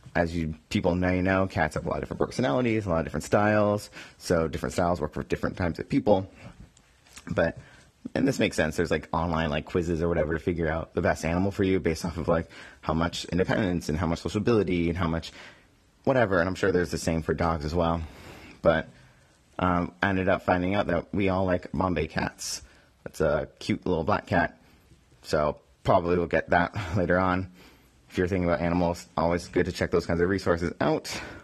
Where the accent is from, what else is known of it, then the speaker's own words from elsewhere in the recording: Boston, Massachusetts, United States; now in New York, United States; my hometown, my home teams